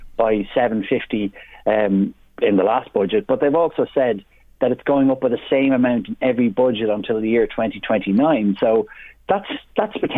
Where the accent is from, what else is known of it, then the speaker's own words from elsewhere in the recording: Drogheda, County Louth, Ireland; when I was a kid growing up in William Street in Drogheda